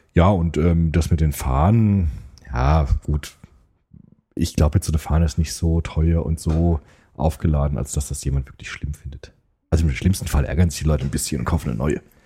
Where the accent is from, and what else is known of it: Germany